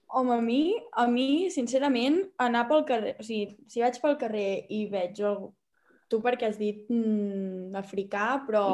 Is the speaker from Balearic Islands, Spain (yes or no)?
no; Catalonia, Spain; els catalans ens sentim... O sigui, infravalorem la nostra llengua